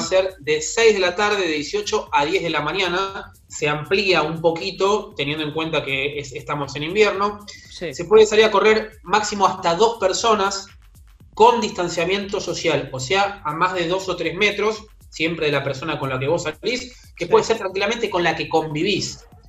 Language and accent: Spanish; Avellaneda, Buenos Aires Province, Argentina; yo soy de Avellaneda